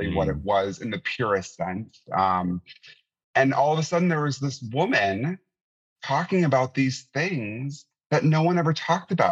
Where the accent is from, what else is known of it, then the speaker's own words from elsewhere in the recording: Wisconsin, United States; I grew up in Wisconsin in the 80s and 90s